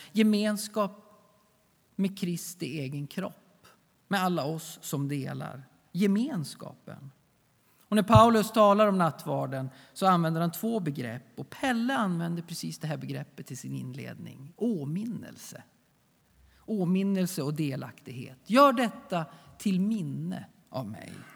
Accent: Sweden; vi svenskar

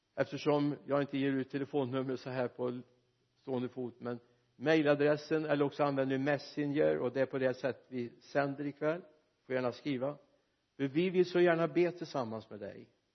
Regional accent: Mariestad, Västra Götaland, Sweden; Min hemstad Mariestad

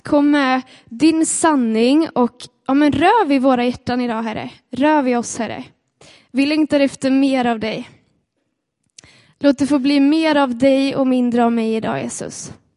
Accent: Sweden; vi är svenskar

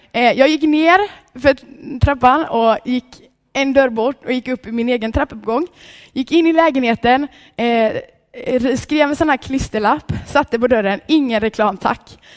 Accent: Vallshult, Sweden; hemma i Vallshult där jag kommer ifrån

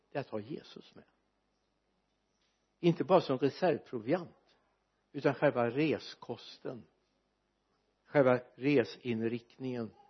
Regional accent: Sweden; jag är väldigt glad för att jag är svensk medborgare

